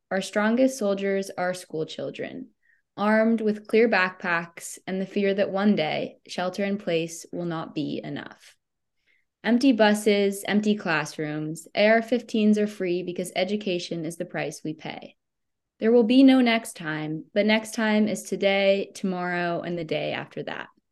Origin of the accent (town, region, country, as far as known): United States